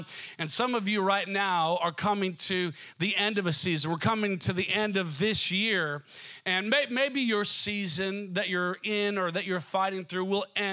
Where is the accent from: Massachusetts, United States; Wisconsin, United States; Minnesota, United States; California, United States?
Minnesota, United States; moved away; also born or lived in Seattle; growing up in Minnesota, it kind of felt like winter would never end